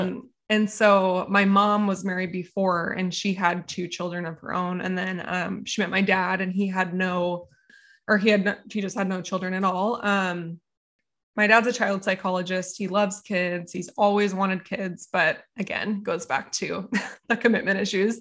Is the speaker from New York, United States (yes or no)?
no; Encinitas, California, United States; I grew up in Encinitas, California